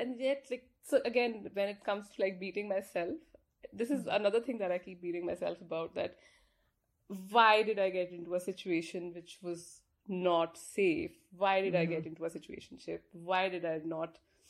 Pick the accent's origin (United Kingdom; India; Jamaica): India; moved away; so I'm from India, so I live here.